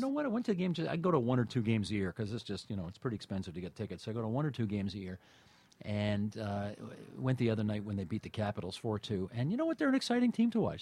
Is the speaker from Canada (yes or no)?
yes; Hamilton, Ontario, Canada; also born or lived in Toronto / Boston; I grew up on the West Mountain in Hamilton, and had a very nice, you know, middle class existence in the Steel City